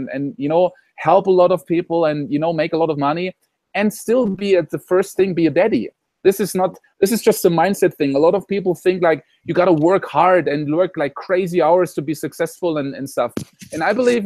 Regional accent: Germany; moved away as an adult; now in Costa Rica; I come from Germany, from Europe

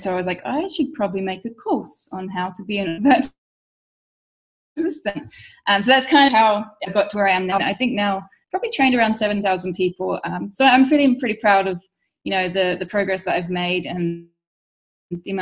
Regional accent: London, United Kingdom; moved away; my hometown in London

